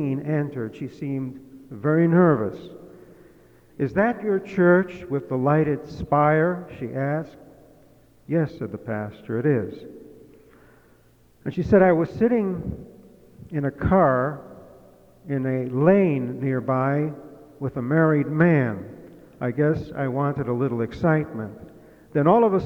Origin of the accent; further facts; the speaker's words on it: Massachusetts, United States; moved away; in my home state of Massachusetts, well, it used to be my home